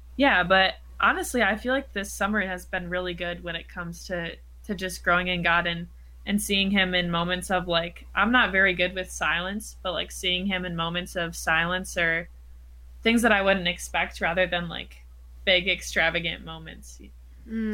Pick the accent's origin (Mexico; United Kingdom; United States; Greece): United States; Wisconsin; I'm from Wisconsin